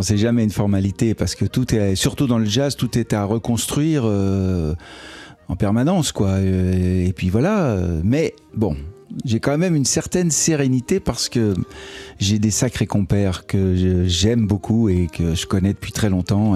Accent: Annemasse, Auvergne-Rhône-Alpes, France; moved away as an adult; now in Paris, France; C'était dans ma ville natale

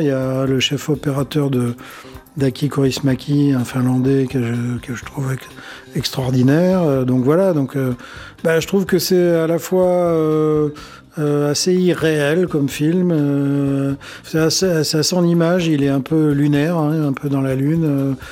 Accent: Mauritius; moved away; Je suis mauricien, moi, et je, vais à l'île Maurice tous les ans

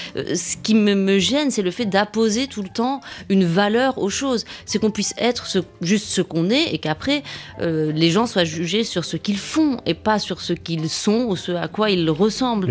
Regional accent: Rabat, Rabat-Salé-Kénitra, Morocco; j'ai grandi à Rabat au Maroc

